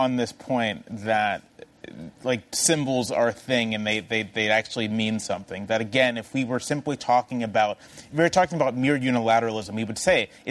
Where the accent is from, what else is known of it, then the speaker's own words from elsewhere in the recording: Southern Virginia, United States; I grew up in Southern Virginia. I grew up in in places where lots of people flew Confederate flags.